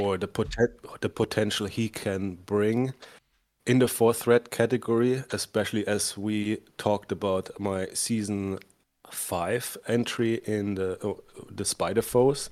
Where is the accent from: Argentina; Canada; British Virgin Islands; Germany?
Germany; accent: thick German; English is a second language; also born or lived in United States; coming from Germany, which you can hear by my thick accent